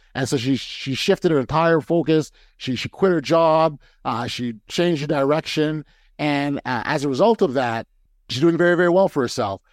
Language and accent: English; Toronto, Ontario, Canada; I'm a Toronto guy, and so I support my hometown Raptors